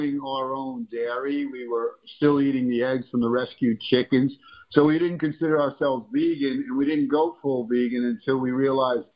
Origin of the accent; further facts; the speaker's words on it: New York, United States; now in Florida, United States; growing up as in New York where I was raised